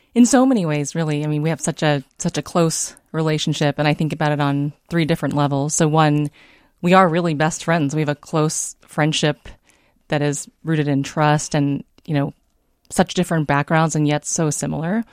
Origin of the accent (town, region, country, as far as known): San Diego, California, United States; born or raised there; moved away as an adult; also born or lived in Davenport, Iowa / Bay Area, California; now in Minnesota, United States